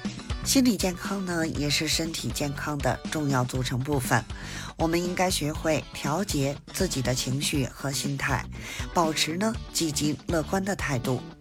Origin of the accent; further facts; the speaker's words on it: Beijing, China; 我是北京的…，咱们下期节目再